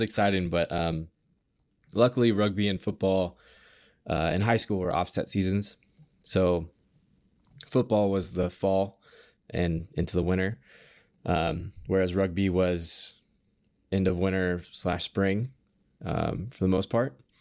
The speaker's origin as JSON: {"language": "English", "town": "Kenmore", "region": "Washington", "country": "United States", "tie": "born or raised there", "said": "I grew up in Washington. So, um, I grew up in Kenmore."}